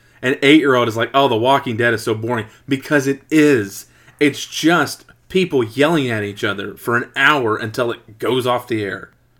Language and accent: English; the Ozarks, Missouri, United States; moved away; I'm from the Ozarks